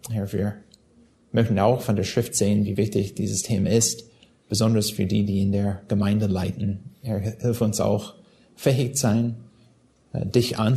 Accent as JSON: {"language": "German", "region": "California", "country": "United States", "said": "ich komme aus Südkalifornien."}